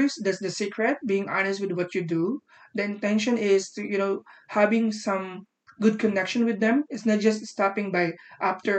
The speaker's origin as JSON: {"language": "English", "country": "Philippines", "said": "I'm from the Philippines"}